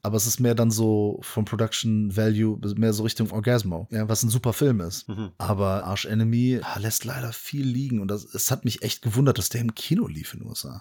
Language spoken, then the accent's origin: German; Bonn, North Rhine-Westphalia, Germany; Selbst als Bonner